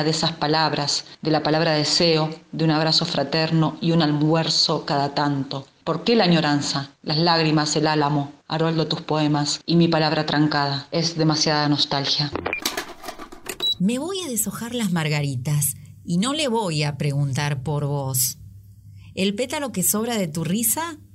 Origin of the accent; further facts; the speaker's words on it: Mercedes, Buenos Aires Province, Argentina; now in Bolivia; de Mercedes, provincia de Buenos Aires. Vivo en Bolivia desde hace 10 años